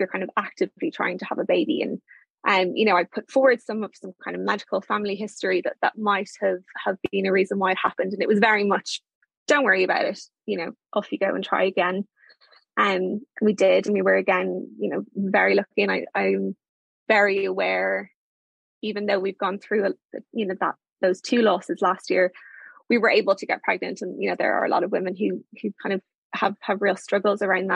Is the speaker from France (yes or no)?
no; Ireland; moved away as an adult; also born or lived in London